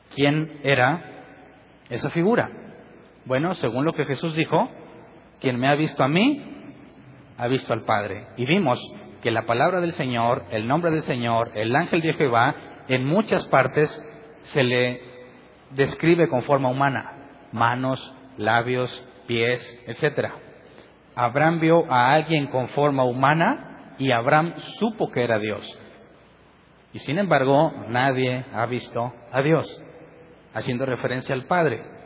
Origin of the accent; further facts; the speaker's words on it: Mexico; soy mexicano